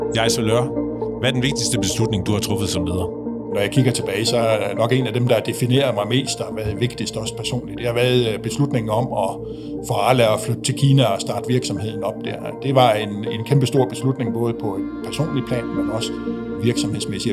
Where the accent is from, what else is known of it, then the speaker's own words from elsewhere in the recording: Frederikshavn, North Denmark Region, Denmark; jeg voksede op i, øh, jeg voksede op i Frederikshavn